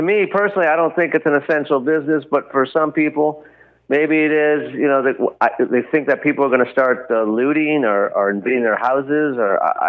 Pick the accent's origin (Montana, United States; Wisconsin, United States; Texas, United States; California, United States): California, United States; California, my home state